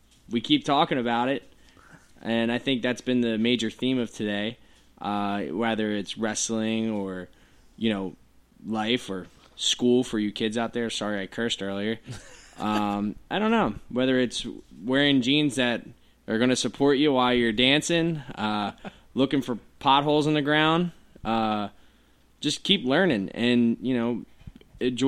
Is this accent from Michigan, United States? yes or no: no; Philadelphia, Pennsylvania, United States; also born or lived in New Jersey / Maryland; now in Philadelphia, United States; I grew up in Port Richmond, and then moved to Jersey, and then I moved to Maryland.